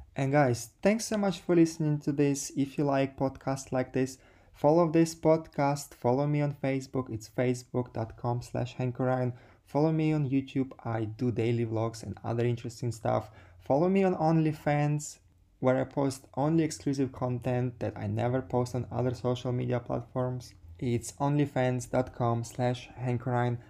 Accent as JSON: {"language": "English", "region": "Sardinia", "country": "Italy", "tie": "born or raised there", "also_born_or_lived": "Ukraine", "moved": "yes", "said": "I was born in Ukraine, and then my family moved to Sardinia"}